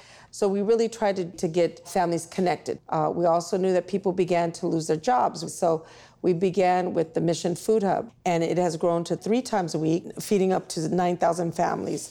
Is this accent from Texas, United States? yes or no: yes; Houston, Texas, United States; now in San Francisco, United States; I was actually born in Houston. I'm from Texas originally.